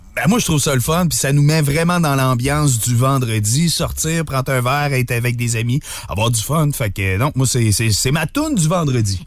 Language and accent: French; Saint-Léonard-d'Aston, Quebec, Canada; Saint-Léonard d'Aston. C'est au centre du Québec